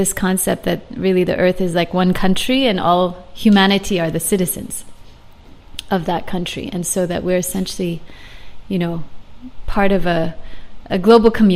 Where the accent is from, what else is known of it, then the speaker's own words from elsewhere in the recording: San Francisco, California, United States; now in Hong Kong; I was born in San Francisco.